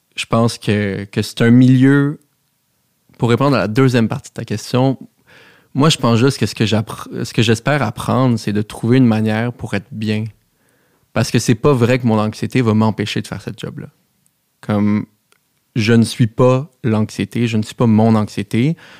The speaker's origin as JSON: {"language": "French", "town": "Montreal", "region": "Quebec", "country": "Canada", "tie": "born or raised there", "said": "j'ai grandi à Outremont, chez mes parents"}